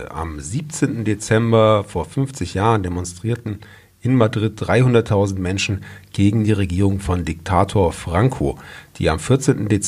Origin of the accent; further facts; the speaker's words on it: Baden-Württemberg, Germany; Ich erinnere mich da schon ein bisschen dran und wir kommen ja beide auch aus dem Stuttgarter Raum.